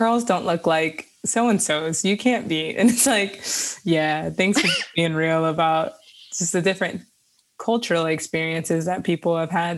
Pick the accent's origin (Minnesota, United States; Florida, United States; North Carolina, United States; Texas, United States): Florida, United States; Miami; Growing up in Miami